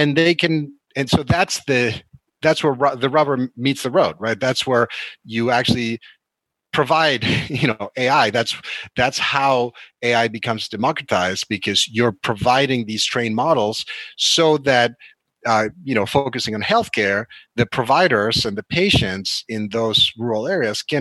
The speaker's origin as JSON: {"language": "English", "country": "Argentina", "tie": "born or raised there", "moved": "yes", "lives_now": "United States", "said": "South America, where I'm from, you know, I was born in Argentina"}